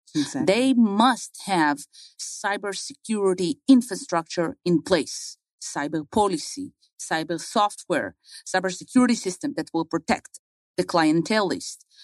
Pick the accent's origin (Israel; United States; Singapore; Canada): Israel; moved away; I was born and raised in Israel.